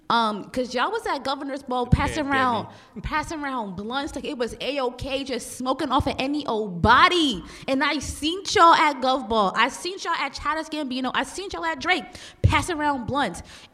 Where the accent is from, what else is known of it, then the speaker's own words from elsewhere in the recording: Jamaica; I'm West Indian, too, and I say...